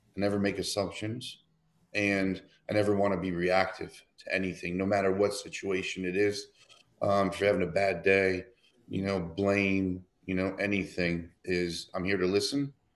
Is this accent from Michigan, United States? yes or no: yes; Detroit, Michigan, United States; moved away as an adult; also born or lived in Philadelphia; I grew up in Detroit.